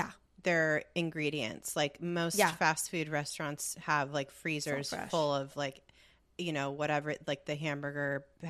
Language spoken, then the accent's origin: English; California, United States; So thinking of the good, I think being born and raised in Southern California